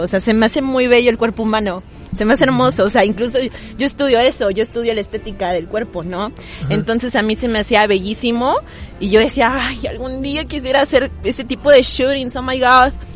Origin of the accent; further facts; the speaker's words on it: Tuxtla Gutiérrez, Chiapas, Mexico; soy de Tuxtla, allá vivo desde que nací